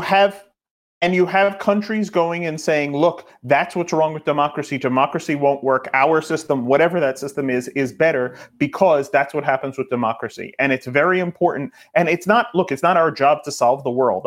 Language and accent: English; New York, United States; I'm a New Yorker